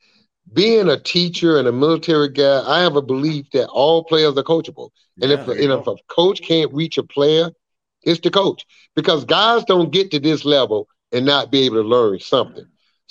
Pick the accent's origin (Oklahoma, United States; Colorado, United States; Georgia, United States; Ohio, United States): Georgia, United States; Atlanta; my hometown group, Atlanta